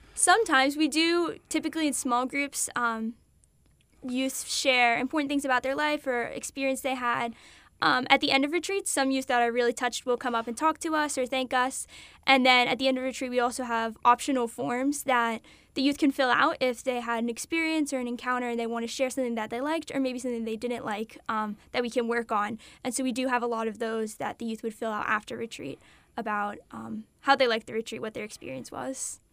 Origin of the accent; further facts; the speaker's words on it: South Carolina, United States; also born or lived in Delaware; I was born in Delaware, but I grew up um, in South Carolina. We moved here when I was little.